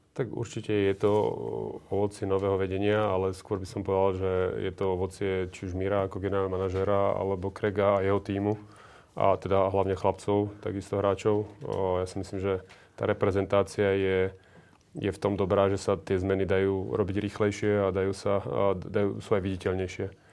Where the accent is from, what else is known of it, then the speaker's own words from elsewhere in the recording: Slovakia; my sme tí Slováci vždy boli takí živelnejší